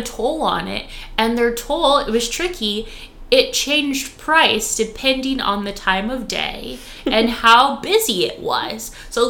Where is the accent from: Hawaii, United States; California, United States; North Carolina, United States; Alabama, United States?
California, United States; also born or lived in Austin; now in Dallas, United States; I'm from California, so I'm still adjusting to the weather.